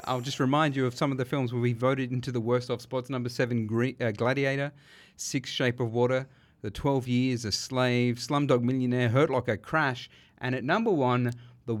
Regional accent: Sydney, New South Wales, Australia; we grew up in Western Sydney on the beautiful land of the Darug people.

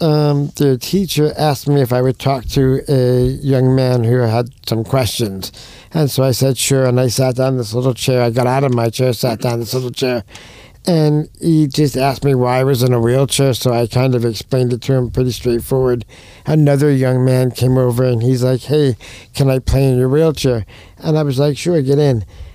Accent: New York, United States; moved away; I'm from New York

